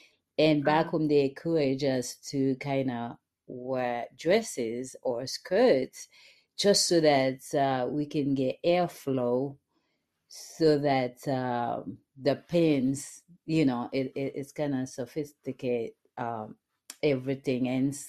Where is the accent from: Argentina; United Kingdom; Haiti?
Haiti; moved away; I'm from Haiti, and when I was a young girl